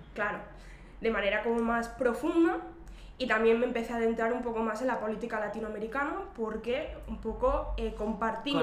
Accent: Terrassa, Catalonia, Spain; yo, soy, de Tarrasa, que es eh, un municipio de la provincia de Barcelona, está a 35 kilómetros aproximadamente de, la ciudad de Barcelona. Y bueno, eh, crecí

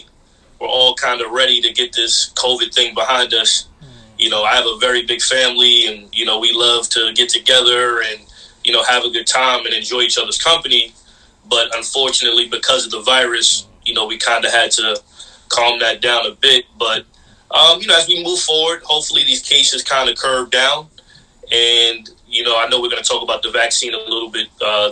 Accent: Mount Vernon, New York, United States; my hometown of Mount Vernon

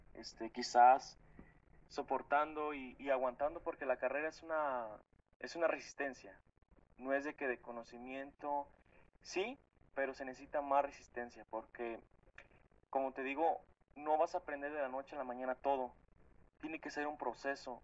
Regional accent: State of Mexico, Mexico; yo siempre digo que soy del municipio del estado, digo, del estado de México, del municipio de Lubianos. Pues este, es un pueblito de aquí

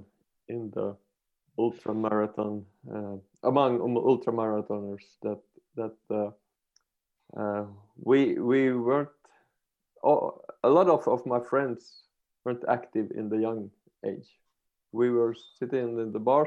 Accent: Finland; I'm from Finland

